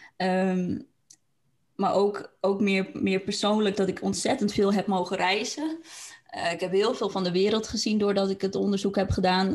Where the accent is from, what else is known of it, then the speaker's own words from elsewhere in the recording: Franeker, Friesland, Netherlands; moved away; dat ik terug in Franeker was, terug naar mijn eigen plek van herkomst